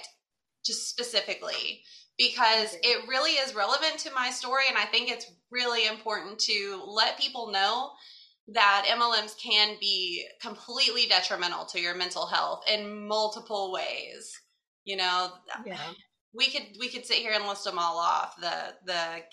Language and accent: English; Kentucky, United States; moved away as an adult; also born or lived in Florida; We're from Kentucky. We were moving to Florida